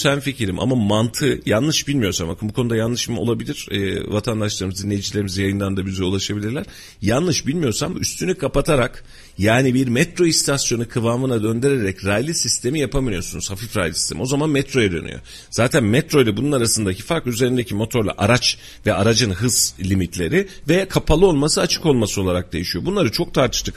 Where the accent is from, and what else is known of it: Kayseri, Kayseri Province, Turkey